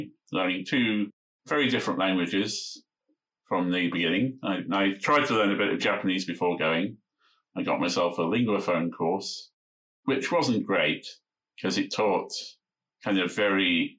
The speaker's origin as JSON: {"language": "English", "area": "Lancashire", "region": "North West England", "country": "United Kingdom", "tie": "born or raised there", "first_language": "English", "said": "I grew up in England, in Lancashire, in the northwest of England."}